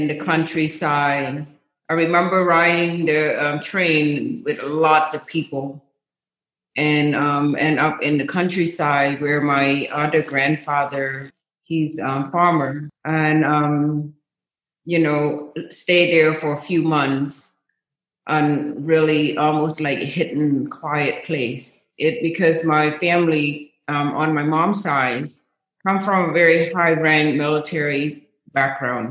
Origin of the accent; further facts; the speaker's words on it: Cambodia; now in United States; I was from, was born and raised in Cambodia, and the capital of Cambodia is called Phnom Penh